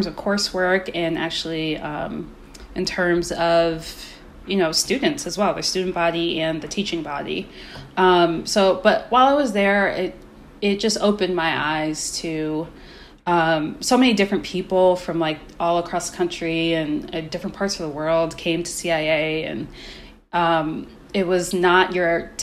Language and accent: English; Maryland, United States; where I grew up in Maryland